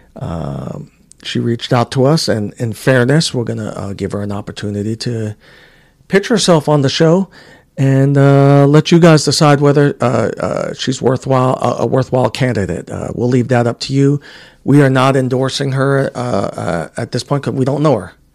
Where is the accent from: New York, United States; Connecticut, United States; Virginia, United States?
New York, United States; New York City; also born or lived in Puerto Rico; growing up in Queens, New York